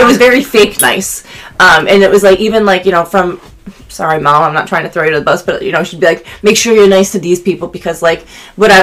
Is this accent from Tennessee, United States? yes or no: no; Syracuse, New York, United States; And I'm from Syracuse, New York, but I lived in a small town outside of there